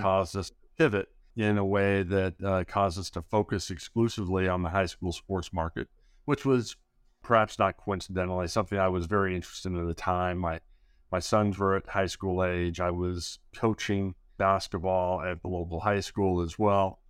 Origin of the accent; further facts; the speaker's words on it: Southern California, United States; growing up in Southern California, my dad was a high school teacher and a coach